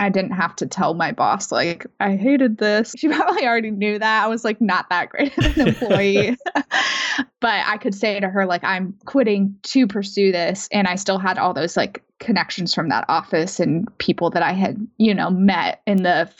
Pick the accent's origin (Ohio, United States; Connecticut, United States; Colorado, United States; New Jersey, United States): Colorado, United States; Denver; moved away; So I did still have a lot of friends from like back home, and sure, I grew up in Denver. So like friends and family in Denver too